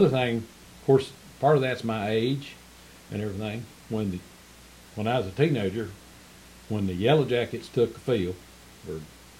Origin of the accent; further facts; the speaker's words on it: Kingston, Tennessee, United States; when I grew up in Willowbrook, we knew every neighbor.